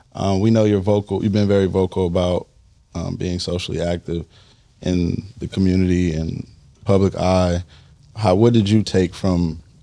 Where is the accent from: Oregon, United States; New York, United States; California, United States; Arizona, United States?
California, United States; Compton; I'm from Compton